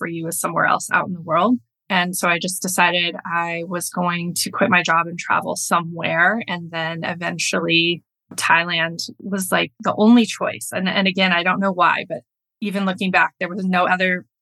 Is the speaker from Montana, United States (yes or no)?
yes; Flathead Lake, Montana, United States; at the base of Flathead Lake where I grew up in Montana.